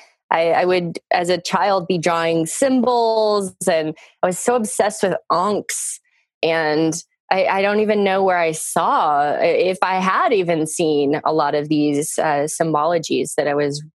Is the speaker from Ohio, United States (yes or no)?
no; Texas, United States; I grew up in Texas, a very suburban life